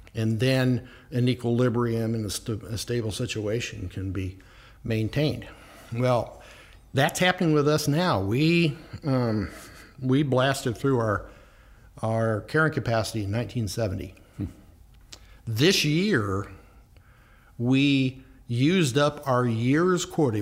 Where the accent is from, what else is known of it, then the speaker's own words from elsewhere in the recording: the Ozarks, Missouri, United States; now in Fairfield County, Connecticut, United States; I grew up down in the Ozarks